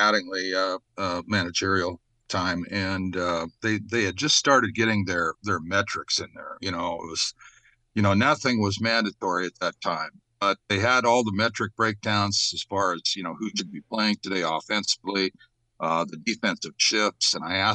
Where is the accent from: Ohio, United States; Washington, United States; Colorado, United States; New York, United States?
Washington, United States; Tacoma; we were from the same state of Washington. He was from Seattle. I was from Tacoma